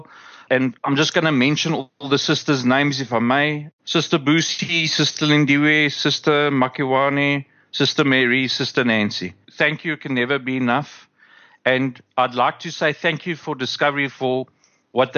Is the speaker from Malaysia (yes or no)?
no; South Africa; as a South African